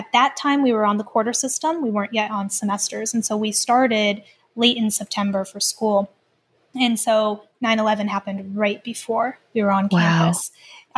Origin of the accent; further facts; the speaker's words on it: Lima, Ohio, United States; also born or lived in Canada; I grew up in a very small town called Lima, Ohio.